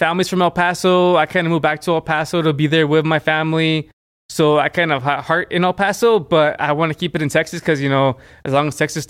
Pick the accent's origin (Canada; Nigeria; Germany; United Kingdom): Germany; Frankfurt, Hesse; born there; And I was born in Germany.